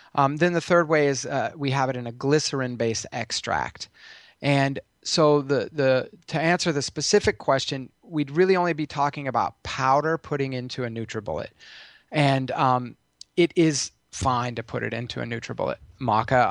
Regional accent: Colorado, United States; I grew up in Colorado

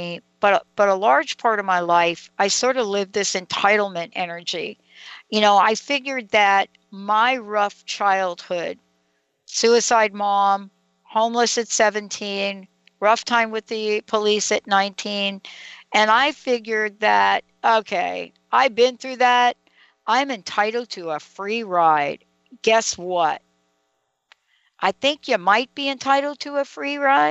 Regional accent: New York, United States; I'm a girl from New York

